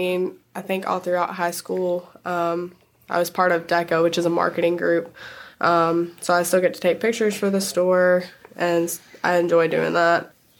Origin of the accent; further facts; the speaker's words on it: Archer Lodge, North Carolina, United States; now in Four Oaks, United States; Four Oaks now, but I grew up in Archer Lodge.